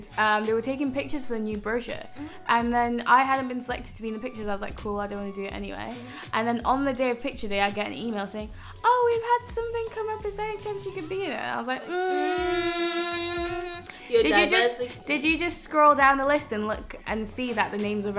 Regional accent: the North, the north of England, United Kingdom; growing up, like, within the North

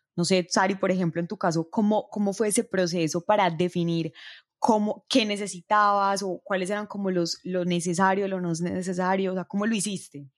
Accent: Colombia; las personas que somos de Colombia

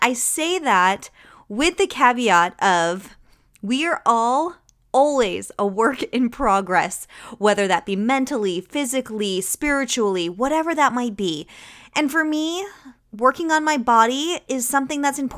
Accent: Mattapoisett, Massachusetts, United States; I grew up down towards the Cape in Mattapoisett.

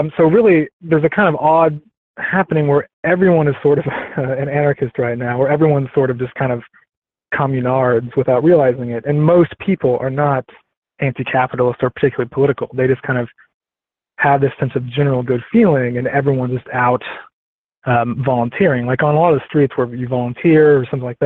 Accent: Houston, Texas, United States; I'm from Houston

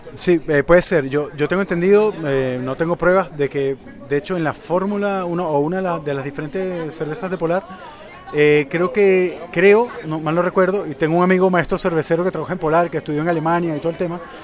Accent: Venezuela; also born or lived in Chile; now in Santiago, Chile; yo soy venezolano, criado con cerveza industrializada caribeña, y cuando me mudé a Chile

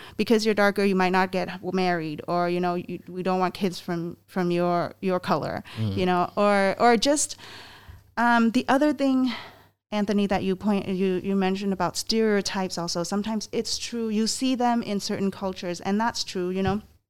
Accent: Myanmar; English is a second language; I'm from Myanmar.

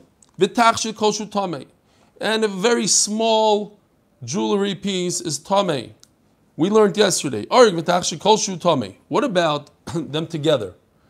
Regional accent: Edgware, London, United Kingdom; I'm from Edgware in London.

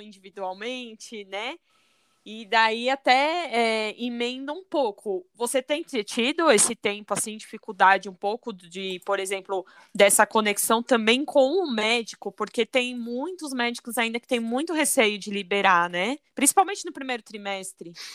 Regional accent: São Paulo, Brazil; eu sou de São Paulo

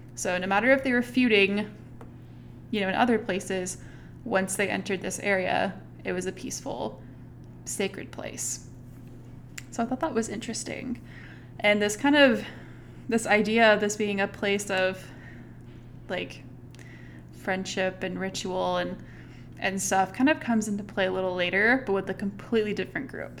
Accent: Fayetteville, Arkansas, United States; I grew up in the Northwest Arkansas area

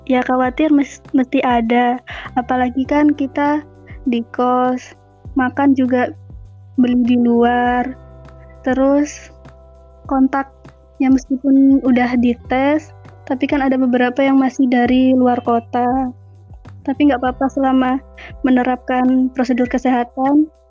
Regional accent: Lumajang, East Java, Indonesia; Saya dari Lumajang.

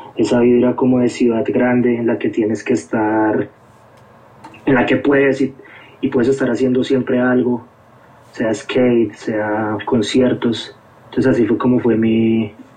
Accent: Bogotá, Colombia; moved away as an adult; also born or lived in Philadelphia; now in United States; mi infancia yo crecí en, el, en Bogotá, nací en Bogotá

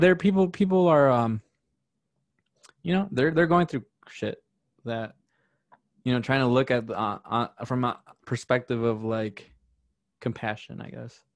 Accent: Chicago, Illinois, United States; also born or lived in Wisconsin; I grew up in South Chicago

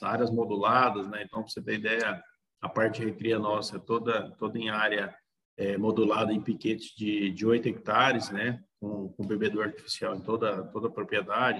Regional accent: Nova Crixás, Goiás, Brazil; also born or lived in Pires do Rio; Eu sou natural de Pires do Rio, só que eu fui praticamente criado aqui em Nova Crixás

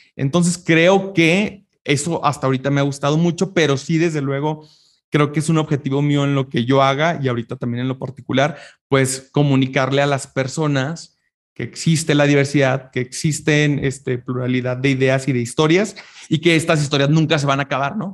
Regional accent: Chihuahua, Mexico; En Chihuahua, de donde yo soy originario, en la capital

